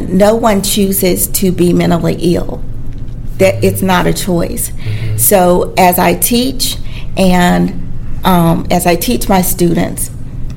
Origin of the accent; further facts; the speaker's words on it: Dothan, Alabama, United States; I'm from Dothan, Alabama